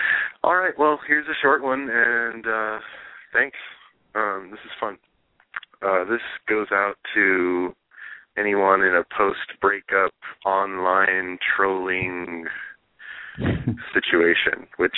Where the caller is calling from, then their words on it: Berkeley, California, United States; I'm calling from Berkeley, California.